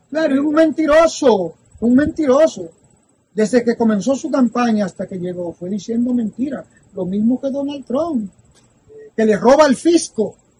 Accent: Tamboril, Santiago, Dominican Republic; moved away; cuando yo pequeño en el río de mi pueblo

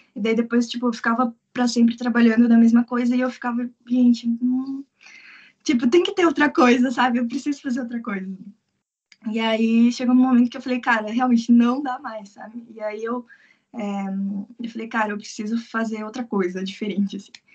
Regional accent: Curitiba, Paraná, Brazil; moved away as an adult; now in Tokyo, Japan; eu sou de Curitiba

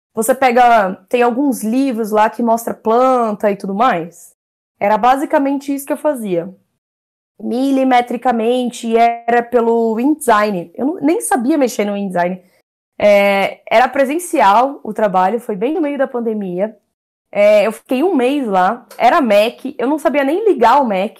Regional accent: São Paulo, Brazil; Sou da Zona Norte de São Paulo

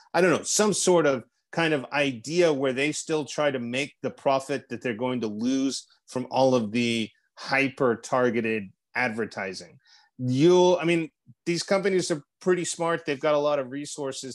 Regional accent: Texas, United States; moved away as an adult; now in Russia; I am a Texan abroad

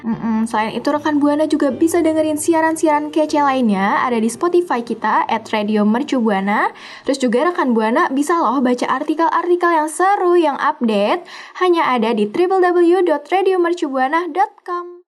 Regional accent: Java, Indonesia; gue dari Jawa

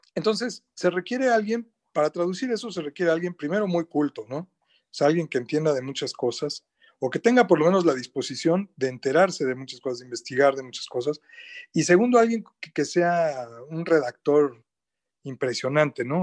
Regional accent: Mexico City, Mexico; yo soy chilango, como bien dijiste, o sea, de la Ciudad de México

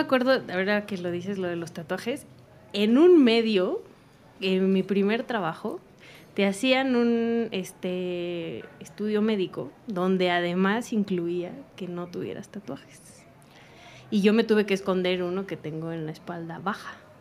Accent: Sonora, Mexico; now in Mexico City, Mexico; yo soy de Sonora

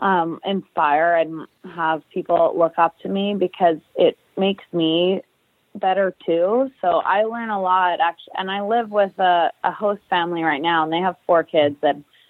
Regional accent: Winnipeg, Manitoba, Canada; moved away as an adult; now in New Jersey, United States; I'm heading back to my hometown, Winnipeg, Manitoba, for 3 months

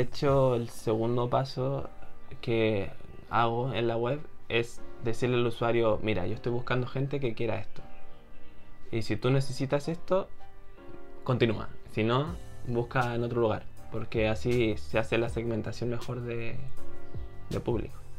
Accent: Chile; yo creo que soy más de Corea que de Chile

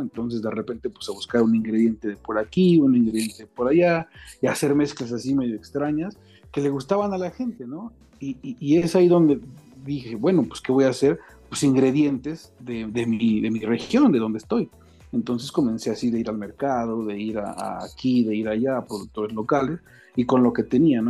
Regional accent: Mexico City, Mexico; now in Querétaro, Mexico; soy nativo de la Ciudad de México

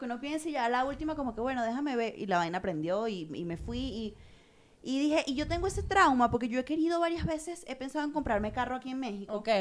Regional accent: Los Teques, Miranda, Venezuela; moved away

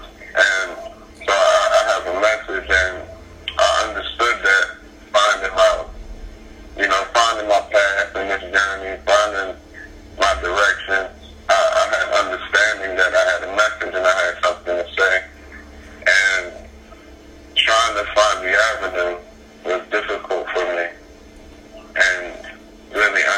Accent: Dover, Delaware, United States; I'm from Dover, Delaware

